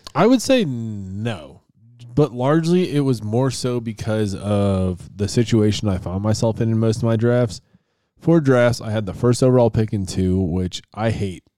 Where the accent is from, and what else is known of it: Buffalo, New York, United States; born or raised there; moved away